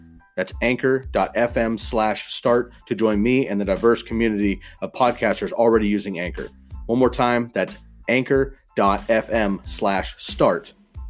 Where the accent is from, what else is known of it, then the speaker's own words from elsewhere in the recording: Bay Area, California, United States; Growing up in the Bay Area, I've been to a handful of Raider games.